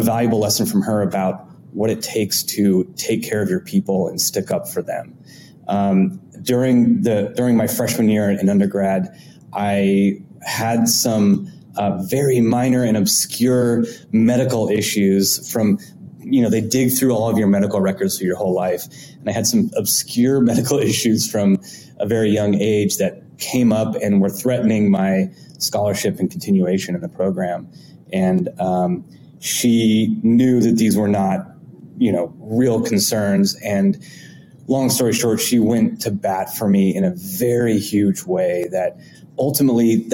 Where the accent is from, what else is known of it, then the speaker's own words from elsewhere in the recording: Southern California, United States; moved away as an adult; also born or lived in Boston / Bay Area; now in New York, United States; I am originally from California and had grew up, born and raised in Southern California.